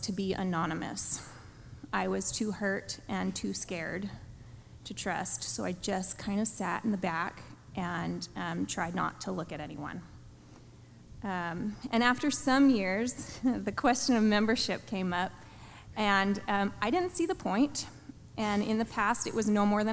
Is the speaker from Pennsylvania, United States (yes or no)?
yes; Pennsylvania, United States; moved away as an adult; also born or lived in Azusa, California / Pasadena, California / Lindsay, California; now in California, United States; I grew up in Pennsylvania, I left at 18